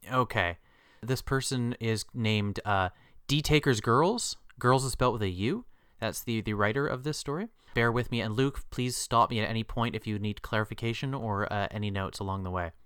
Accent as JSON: {"language": "English", "country": "Canada", "said": "our country's populated"}